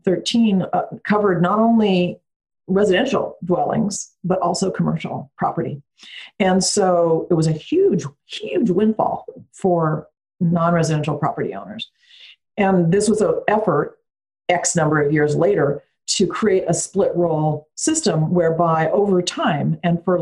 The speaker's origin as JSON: {"language": "English", "area": "Bay Area", "region": "California", "country": "United States", "tie": "born or raised there", "said": "I grew up in the Bay Area"}